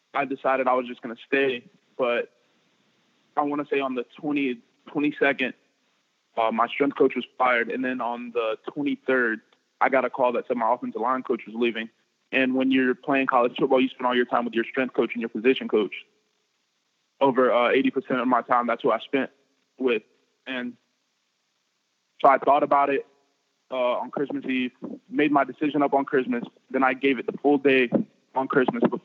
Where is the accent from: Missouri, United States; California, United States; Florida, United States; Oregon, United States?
Florida, United States; I'm just growing up in Florida